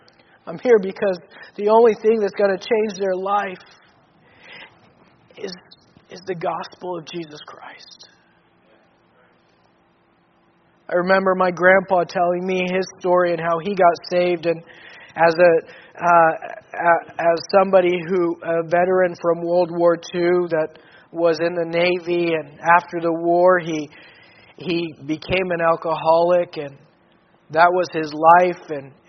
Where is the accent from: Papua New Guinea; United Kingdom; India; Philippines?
Papua New Guinea; I grew up in Papua New Guinea and saw a lot, but I never in growing up in Papua New Guinea have I seen drunkenness like I've seen in Bougainville.